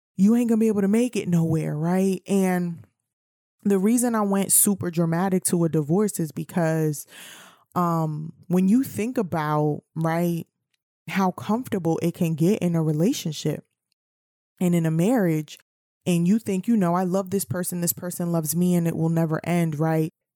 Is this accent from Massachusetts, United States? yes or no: no; New York City, New York, United States; I'm from New York City